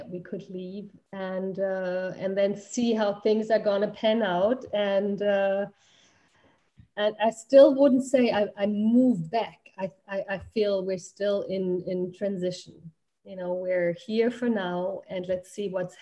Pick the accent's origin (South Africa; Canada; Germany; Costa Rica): Germany; moved away as an adult; also born or lived in United States; we're originally from Germany and had immigrated, and I'm still considering myself an immigrant to the United States.